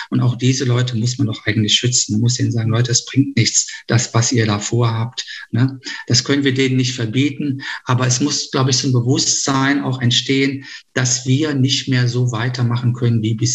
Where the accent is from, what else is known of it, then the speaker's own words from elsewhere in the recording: Düsseldorf, North Rhine-Westphalia, Germany; wo wir als Düsseldorfer auch Nachholbedarf haben